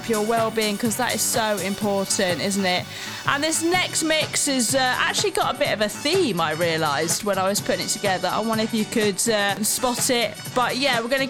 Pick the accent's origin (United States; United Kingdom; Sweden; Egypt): United Kingdom; Manchester, North West England; I'm from Manchester, UK, and I'm a DJ there